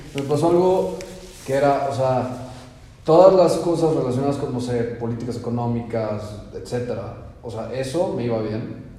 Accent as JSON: {"language": "Spanish", "country": "Mexico", "moved": "yes", "said": "siendo mexicanos"}